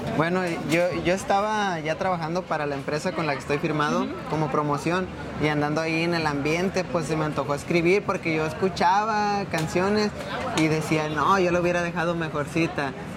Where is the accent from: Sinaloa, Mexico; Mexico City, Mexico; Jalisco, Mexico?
Jalisco, Mexico; moved away as an adult; now in Denver, United States; nací en México, toda mi vida estuve viviendo en Jalisco y como a mis 18 años fue cuando vine a Estados Unidos